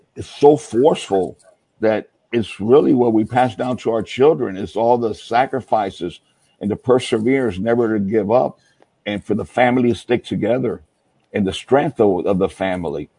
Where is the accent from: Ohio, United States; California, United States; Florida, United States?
Florida, United States; when I was growing up in Florida